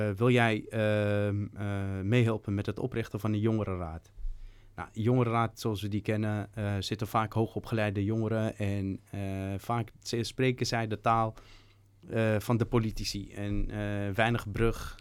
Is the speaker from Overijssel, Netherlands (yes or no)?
no; Amsterdam, North Holland, Netherlands; Ik ben opgegroeid in Slotenvaart vanaf mijn dertiende